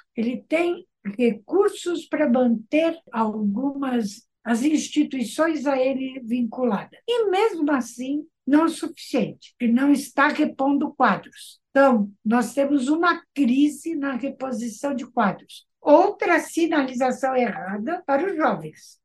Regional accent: Brazil; also born or lived in United States; eu sou brasileira segunda geração

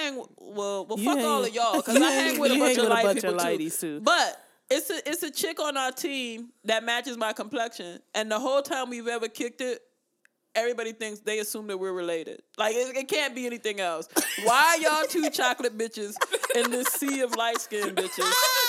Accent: Germany; now in United States; Like, growing up in Germany, I was just glad to see another black person.

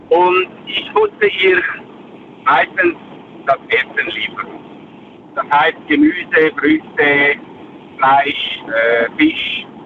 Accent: Switzerland; bei uns in der Schweiz

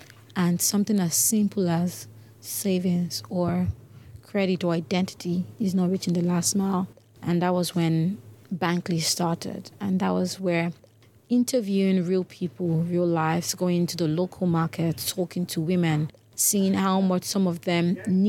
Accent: Lagos, Nigeria; English is a second language; again, I'm from Nigeria. I have lived in Lagos, Nigeria all my life, but according to my dad, I'm from still the southwest, Ondo State, never been to my village or countryside

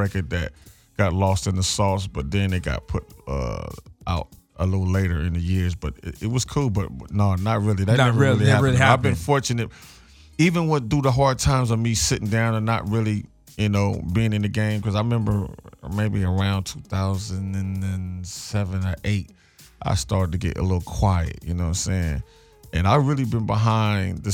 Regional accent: Los Angeles, California, United States; where I come from South Central

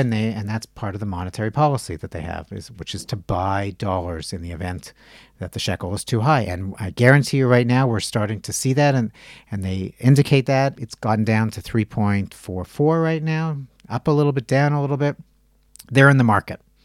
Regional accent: Canada; now in Israel; I'm Canadian

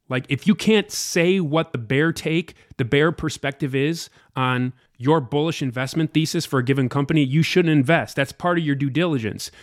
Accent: United States; I was an out, total outsider, an American too. I'm not from Vancouver or Toronto or anything like

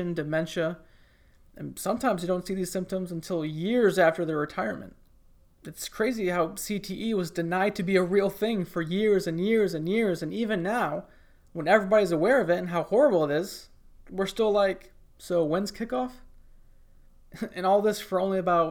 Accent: Michigan, United States; now in Tuscaloosa, United States; when I was like 6 or 7 years old, growing up in Michigan

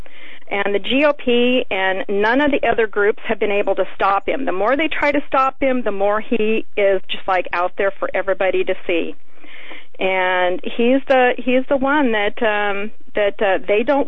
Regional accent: Alaska, United States; I'm from Alaska, so I'm outspoken like Sarah Palin

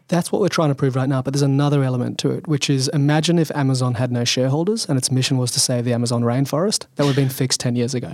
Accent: Sydney, New South Wales, Australia; so I grew up in Sydney, Australian.

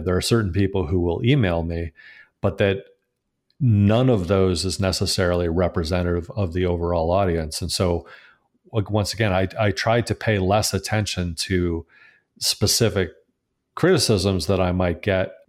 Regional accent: Connecticut, United States; return to my home state of Connecticut

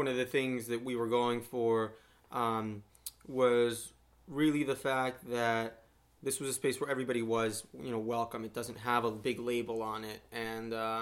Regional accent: Miami, Florida, United States; moved away as an adult; also born or lived in Colombia; now in Ithaca, United States; I'm a Colombian. I grew up in Miami

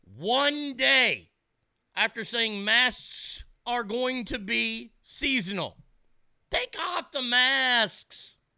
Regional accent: Texas, United States; as a Texan

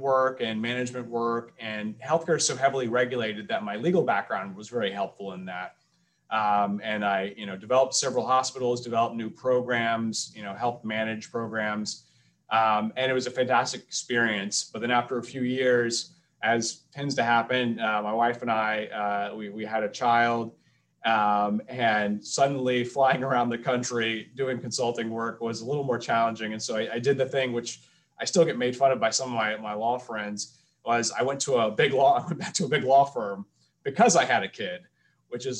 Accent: Atlanta, Georgia, United States; I'm originally from Atlanta, Georgia

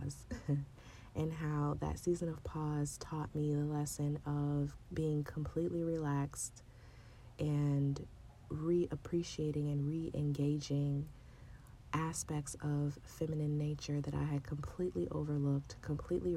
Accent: San Diego, California, United States; born or raised there; moved away as an adult; now in Chicago, United States

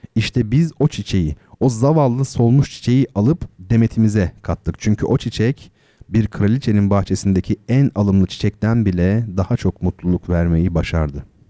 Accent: İzmir, Turkey; Karşıyaka'da, İzmir Karşıyaka'da oralıyım ben.

